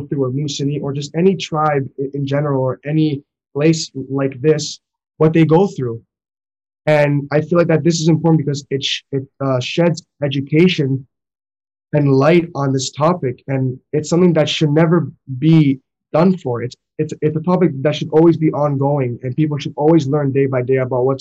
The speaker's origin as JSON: {"language": "English", "town": "Toronto", "region": "Ontario", "country": "Canada", "said": "we're from Toronto, Ontario"}